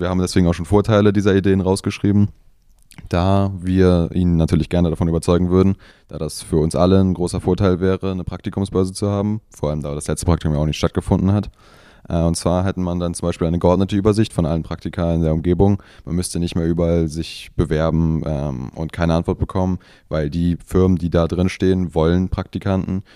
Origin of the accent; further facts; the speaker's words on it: Büchen, Schleswig-Holstein, Germany; ich komme tatsächlich aus Büchen